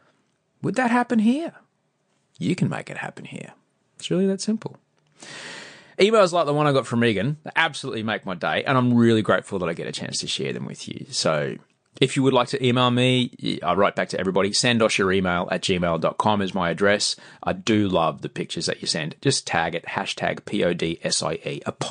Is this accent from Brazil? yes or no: no; Australia; In fact, they get quite excited when we say we're from Australia.